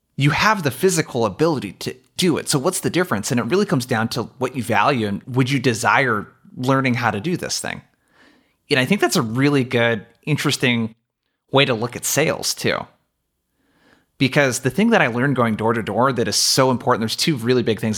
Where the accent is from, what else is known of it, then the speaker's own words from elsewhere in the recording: Brookings, Oregon, United States; I traveled two and a half hours home from college to my hometown of Brookings, Oregon